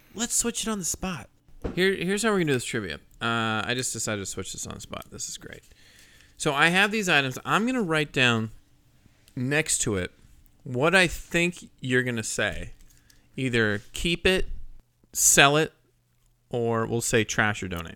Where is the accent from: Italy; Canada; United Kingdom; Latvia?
United Kingdom; Scotland; I am Scottish